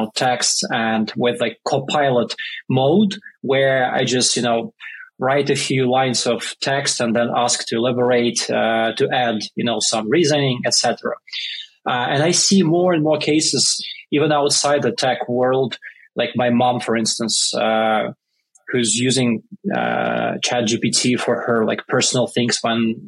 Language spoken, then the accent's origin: English; Russia; English is a second language; moved away as an adult; now in New York, United States; I grew up in a small military town in Russia because my father was in army at that time. And I moved to New York about 10 years ago